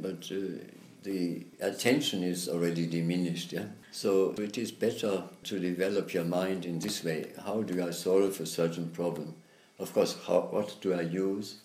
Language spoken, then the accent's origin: English; Germany; moved away as an adult; also born or lived in United States; I grew up there in Germany